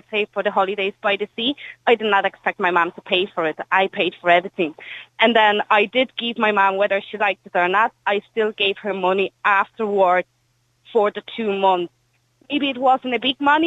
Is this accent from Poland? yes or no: yes; Poland; now in Ireland